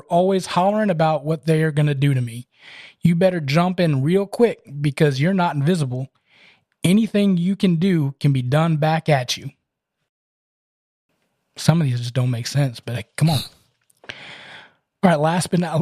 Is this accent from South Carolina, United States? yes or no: no; Kentucky, United States; I'm from Kentucky